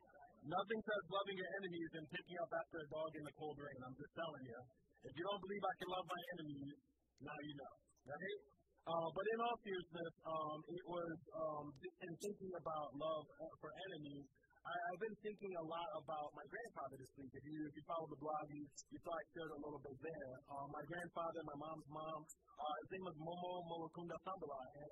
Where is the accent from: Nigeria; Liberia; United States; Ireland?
Liberia; also born or lived in Sierra Leone / Ivory Coast; Like, I grew up in Liberia and in Sierra Leone and in Ivory Coast.